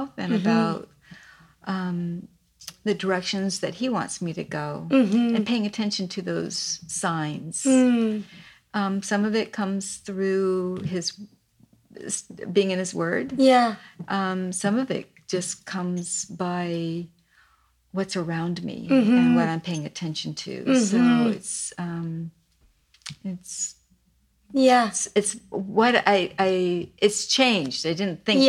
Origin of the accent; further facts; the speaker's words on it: Pasadena, California, United States; also born or lived in China; I grew up in Pasadena and have a twin sister